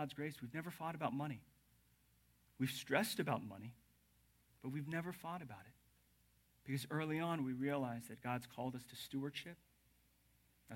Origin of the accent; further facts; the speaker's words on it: the South, United States; moved away; I'm from the South